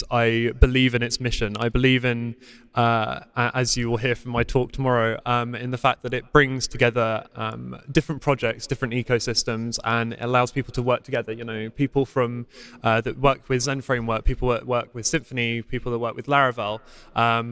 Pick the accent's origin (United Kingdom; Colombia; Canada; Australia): United Kingdom; accent: British; I live in quite a posh area of the United Kingdom